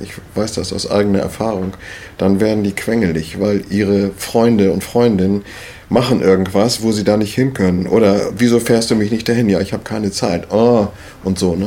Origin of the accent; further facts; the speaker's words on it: Schleswig-Holstein, Germany; moved away as an adult; also born or lived in Wendland; now in Hitzacker, Germany; als Schleswig-Holsteiner